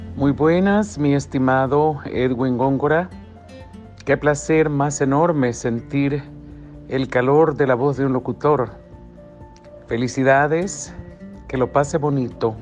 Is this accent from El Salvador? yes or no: yes; El Salvador; aquí en El Salvador en mi país tan bello